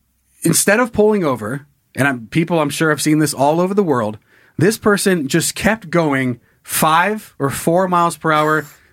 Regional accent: Sun Valley, Idaho, United States; a town like where I grew up in Sun Valley, Idaho, you're already at 6,500 feet.

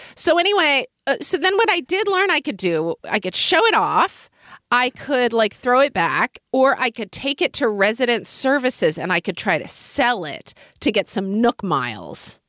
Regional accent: Oklahoma City, Oklahoma, United States; moved away; a street vendor in Oklahoma City in my childhood

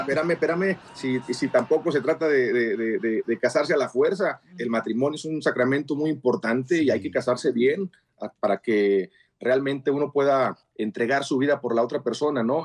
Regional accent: Mexico; yo como mexicano, católico practicante y provida

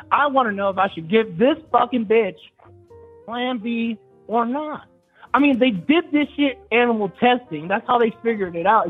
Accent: Chillicothe, Ohio, United States; I'm from Ohio, Chillicothe.

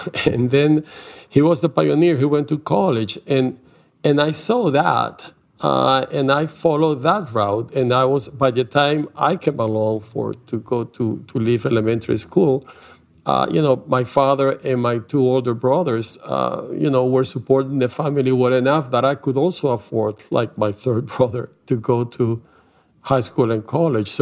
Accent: Venezuela; English is a second language; now in United States; I was born in Venezuela, in South America, but my parents were refugees from Eastern Europe

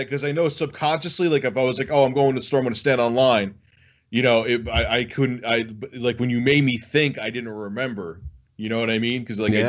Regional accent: New York, United States; from where I'm from New York

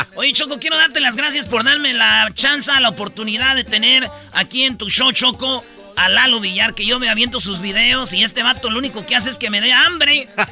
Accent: Michoacán, Mexico; yo soy de Michoacán

